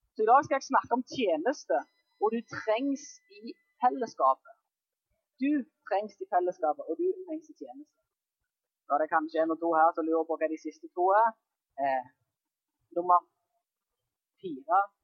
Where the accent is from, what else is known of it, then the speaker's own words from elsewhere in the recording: Jæren, Rogaland, Norway; moved away; På Jæren der jeg kommer fra